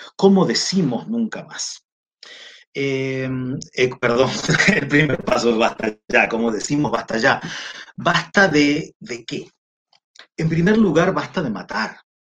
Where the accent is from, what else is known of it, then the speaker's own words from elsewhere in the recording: Argentina; now in Chile; yo soy argentino, vivo en Chile